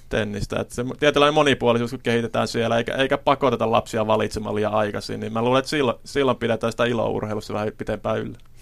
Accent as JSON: {"language": "Finnish", "town": "Kuopio", "region": "North Savo", "country": "Finland", "tie": "born or raised there", "said": "itse kun olin lapsi, niin meillä esimerkiksi Kuopiossa pyöri tällainen liikuntakerho"}